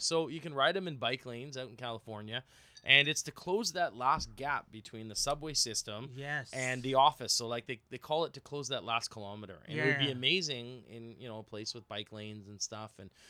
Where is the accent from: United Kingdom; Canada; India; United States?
Canada; Vancouver, British Columbia; moved away as an adult; also born or lived in Toronto; now in Vancouver, Canada; Chief Client Officer at icuc.social. Born and raised in Vancouver, lived here in glorious Toronto for 14 years.